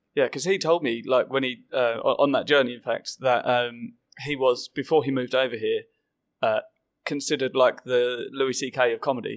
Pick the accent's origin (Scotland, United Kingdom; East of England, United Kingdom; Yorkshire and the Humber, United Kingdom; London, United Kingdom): East of England, United Kingdom; Southend-on-Sea; it's in my hometown.